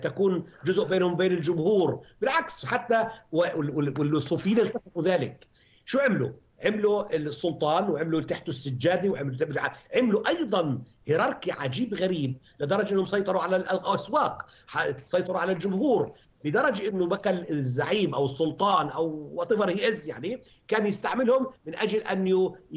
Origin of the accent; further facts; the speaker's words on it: Palestine; انا بحكي من فلسطين